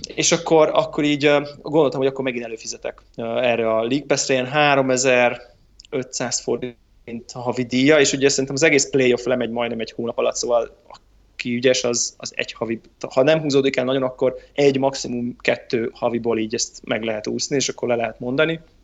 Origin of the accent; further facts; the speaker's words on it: Hungary